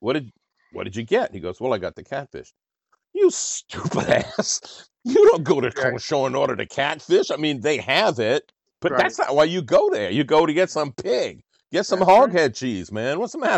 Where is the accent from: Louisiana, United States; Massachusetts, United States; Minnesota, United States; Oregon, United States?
Louisiana, United States; New Orleans; also born or lived in New York; we're from New Orleans.